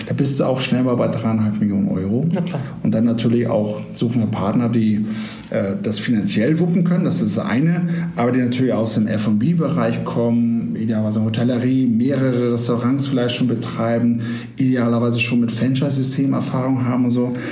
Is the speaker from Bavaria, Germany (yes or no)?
no; Hamburg, Germany; Ja, du, Hamburg, äh, natürlich, also ich komme ja ursprünglich aus Hamburg.